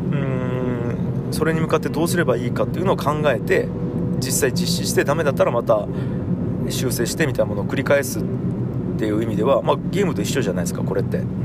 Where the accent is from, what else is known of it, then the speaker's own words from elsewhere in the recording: Tagawa, Fukuoka, Japan; now in Fukuoka, Japan; 僕田川高校っていうね高校出身